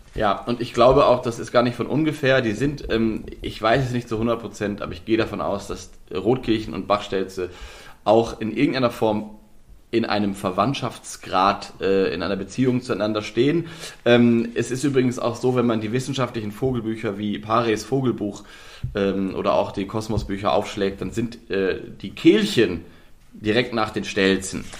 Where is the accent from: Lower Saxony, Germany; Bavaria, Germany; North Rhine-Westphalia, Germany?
Lower Saxony, Germany; ich komme ja aus Nordwest, ja. Ähm, Nieder, Niedersachsen, Nordwestdeutschland